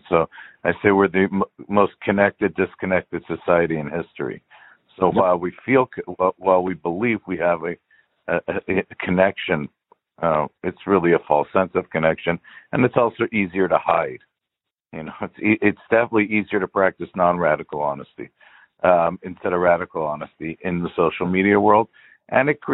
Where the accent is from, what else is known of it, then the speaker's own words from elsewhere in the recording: Los Angeles, California, United States; I was born in L.A.